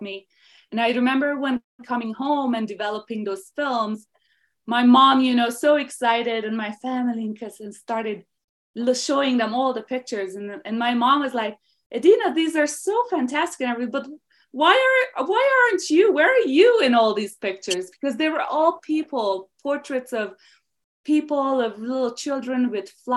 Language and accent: English; Hungary; English is a second language; moved away as an adult; now in United States; I am from Hungary, Eastern Europe. So I grew up there. I spent the first 20 years of my life there.